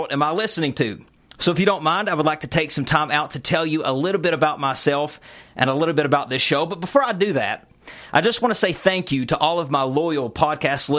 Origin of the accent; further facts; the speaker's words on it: Eastern Kentucky, United States; Growing up in Eastern Kentucky, I used to stay with my mama a lot